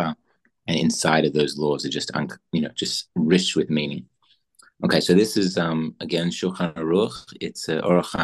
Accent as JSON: {"language": "English", "country": "Australia", "tie": "born or raised there", "moved": "yes", "lives_now": "Israel", "said": "growing up, I grew up in Australia"}